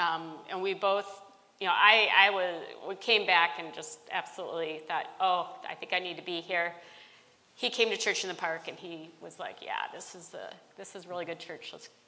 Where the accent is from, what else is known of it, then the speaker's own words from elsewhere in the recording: Decatur, Illinois, United States; born there; I was born in Decatur, Illinois. It's where my parents met.